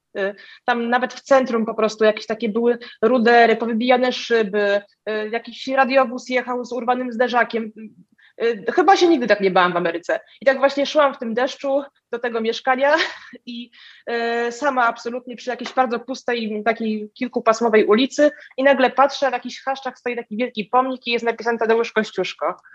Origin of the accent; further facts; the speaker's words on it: Warsaw, Masovian Voivodeship, Poland; mieszkam w Warszawie od urodzenia